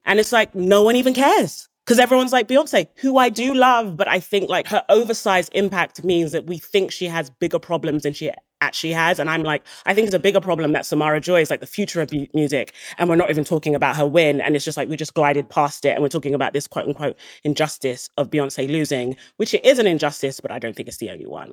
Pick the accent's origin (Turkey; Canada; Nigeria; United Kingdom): Nigeria; I'm Nigerian